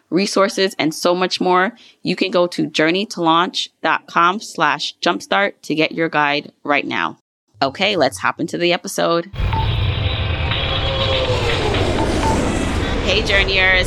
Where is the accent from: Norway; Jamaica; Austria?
Jamaica; I'm Jamaican